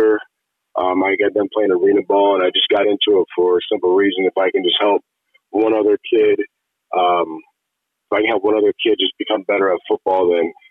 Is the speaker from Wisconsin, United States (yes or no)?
no; Iowa, United States; now in Las Vegas, United States; I grew up in Iowa. We didn't have a professional team.